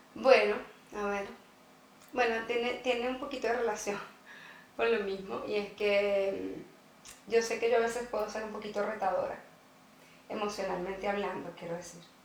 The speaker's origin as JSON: {"language": "Spanish", "country": "Venezuela", "also_born_or_lived": "Costa Rica", "moved": "yes", "lives_now": "Sweden", "said": "nosotros somos venezolanos"}